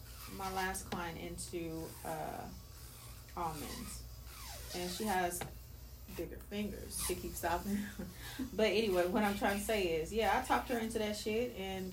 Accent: South Africa; bro, just even being a South African, I'm just wondering, like, what the other parts are like, because I've never heard too much about it.

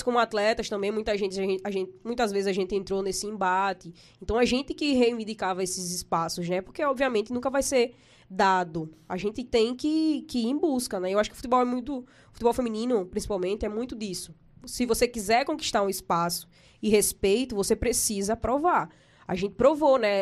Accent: Maceió, Alagoas, Brazil; É, eu vim de Fernão Velho, né? Sou de Fernão Velho. Minha família mora lá ainda. Hoje eu não moro mais em Fernão Velho

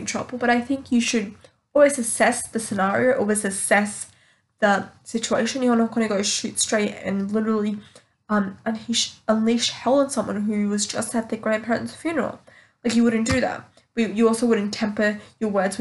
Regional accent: Australia; I'm from Australia

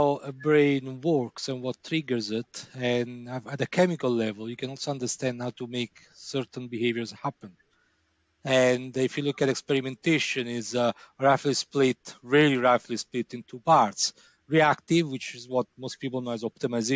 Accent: Italy; moved away; I'm from Italy

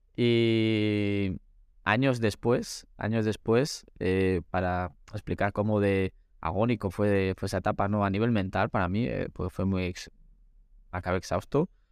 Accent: Valladolid, Castile and León, Spain; also born or lived in Segovia; yo soy un muchacho de Valladolid

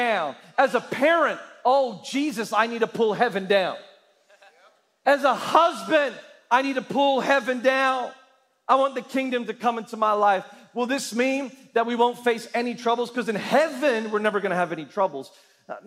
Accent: Australia; as an Australian, right, I am a part of something called the Commonwealth

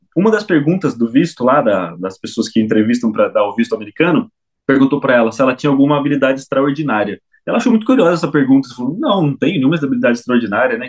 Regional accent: São Manuel, São Paulo, Brazil; na minha cidade, na minha terra, São Manuel, onde a terra é roxa

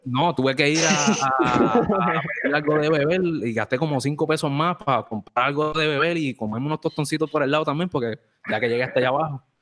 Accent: Morovis, Puerto Rico; Yo también soy de Morovi también

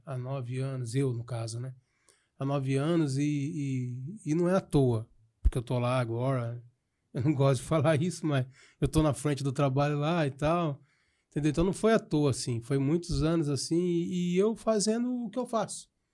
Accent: Piracicaba, São Paulo, Brazil

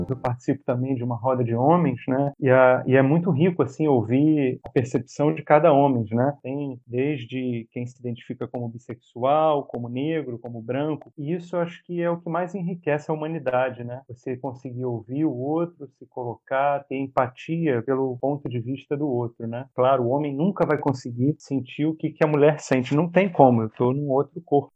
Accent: Brazil

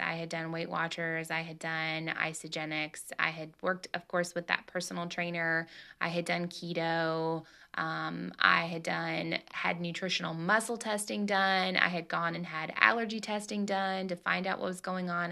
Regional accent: Tennessee, United States; I'm from Tennessee, and in the South, man, that's what we

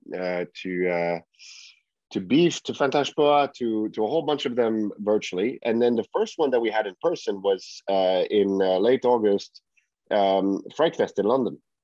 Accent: Finland; English is a second language; moved away; it was in my home, you know, my home country

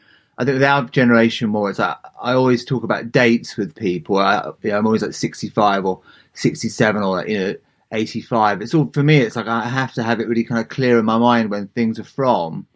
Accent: Southend-on-Sea, East of England, United Kingdom; also born or lived in San Francisco; now in Leigh-on-Sea, United Kingdom; I grew up in a town called Southend, just about 30 miles east of London in Essex on the Thames estuary

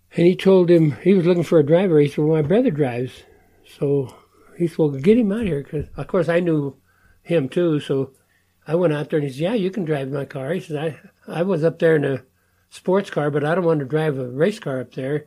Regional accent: Denver, Colorado, United States; I grew up in Denver, Colorado

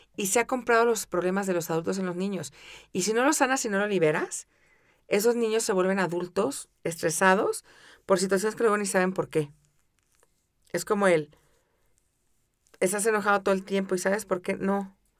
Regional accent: Mexico City, Mexico; crecí en la Ciudad de México

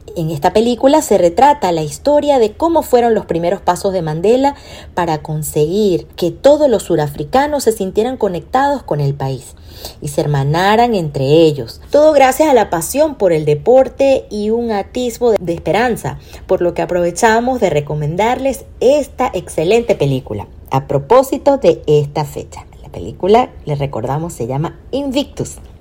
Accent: Venezuela

